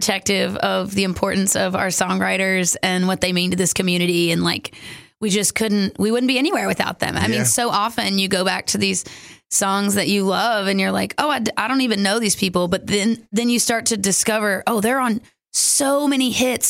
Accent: Kentucky, United States; moved away; I'm from Kentucky

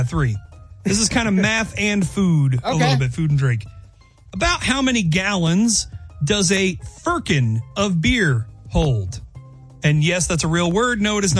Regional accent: Wichita, Kansas, United States; the Wichita State Shockers back in my hometown

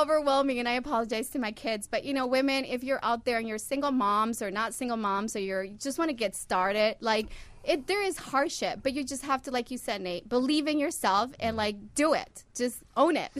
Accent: Honduras; I'm from Honduras

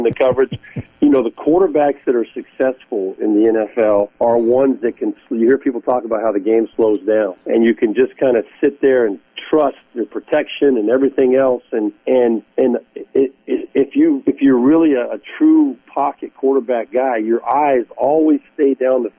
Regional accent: Southern California, United States; the Rams were my hometown team out in Southern California

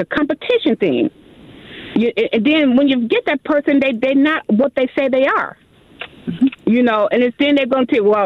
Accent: Milwaukee, Wisconsin, United States; also born or lived in Minneapolis–Saint Paul, Minnesota

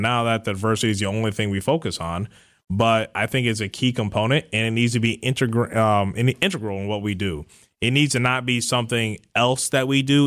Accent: Cleveland, Ohio, United States; moved away as an adult; now in Milwaukee, United States; I'm originally from the Cleveland area, but I recently relocated to Milwaukee.

